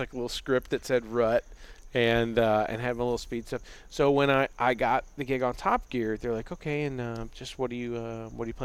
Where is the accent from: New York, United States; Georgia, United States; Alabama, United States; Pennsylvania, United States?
Alabama, United States; Birmingham; I grew up in Birmingham